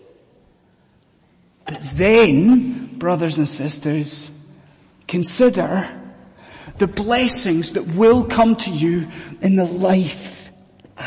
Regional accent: Scotland, United Kingdom; now in London, United Kingdom; when I was growing up in Scotland

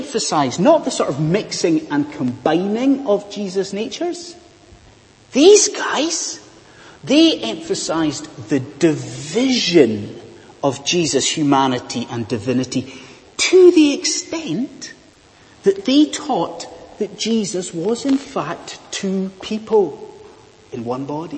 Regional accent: Scotland, United Kingdom; moved away; judging by my weird accent, I am from a land far, far away. I am from Bonnie, Scotland

